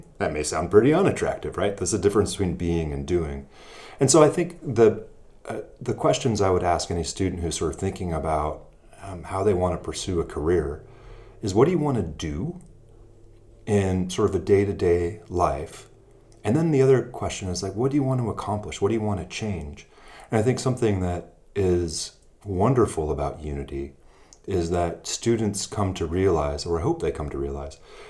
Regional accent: Alaska, United States; moved away; also born or lived in Iowa; I continued my law practice back in my home state of Alaska

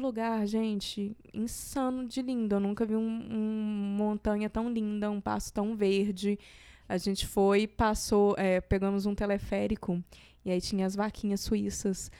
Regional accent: Minas Gerais, Brazil; eu sou de Minas

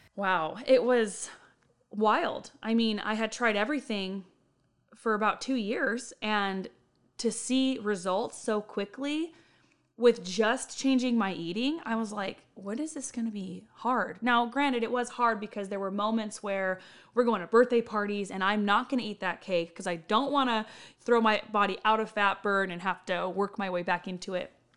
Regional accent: Riverside County, California, United States; moved away as an adult; now in Bakersfield, United States; I was born and raised in Riverside County

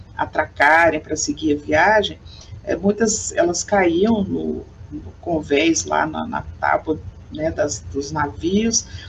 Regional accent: Goiânia, Goiás, Brazil; Sou goiana, é, nasci aqui na cidade de Goiânia, no estado de Goiás

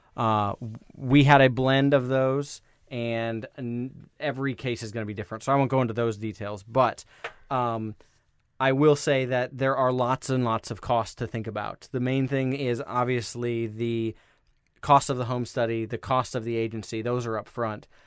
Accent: Des Moines, Iowa, United States; moved away; I'm from Iowa originally. I'm ri-, I'm from that, that same city, um, Des Moines, Iowa.

